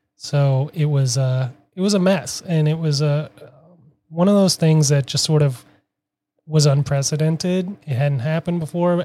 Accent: Minneapolis, Minnesota, United States; now in Boston, United States; I am from Minneapolis, currently living in Boston for the last six years

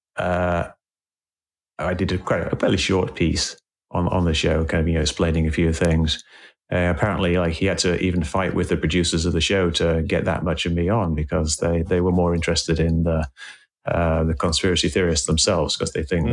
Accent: England, United Kingdom; moved away as an adult; now in United States; I moved to the States. I, I grew up in England

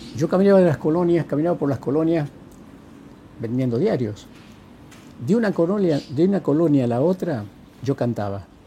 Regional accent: a village near Lules, Tucumán, Argentina; moved away as an adult; also born or lived in United States; yo nací en un pueblo vecino a Lules

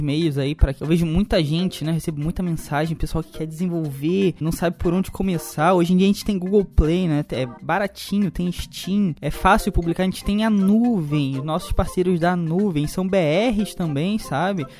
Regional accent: Brazil; A gente é brasileiro

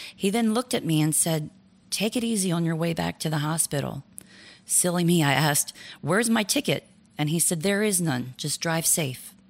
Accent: Florida, United States; moved away as an adult; also born or lived in Pennsylvania; moved to Florida, my home state

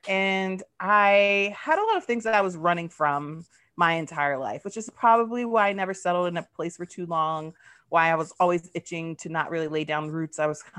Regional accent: Georgia, United States; born there; also born or lived in Germany; I'm a military brat. I'm queer. I was born in Georgia, so I'm like a Southern peach, a Southern baby, but grew up all over.

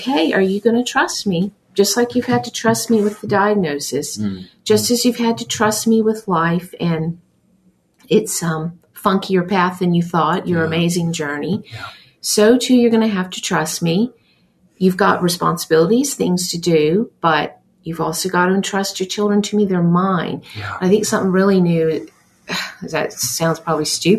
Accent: Australia; now in United States; growing up in Australia

